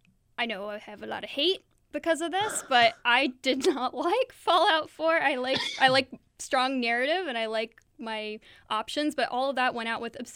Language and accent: English; Point Pleasant, West Virginia, United States; born there; I was born in Point Pleasant in West Virginia.